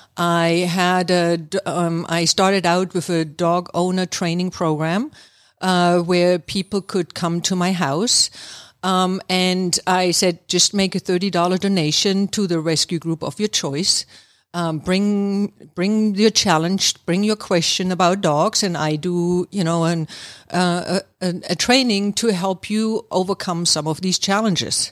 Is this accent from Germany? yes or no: yes; East Germany, Germany; moved away as an adult; now in Atlanta, United States; I'm actually from Germany, East Germany, to be exact. And I have been living here in the Atlanta area now for, um, almost twenty-seven years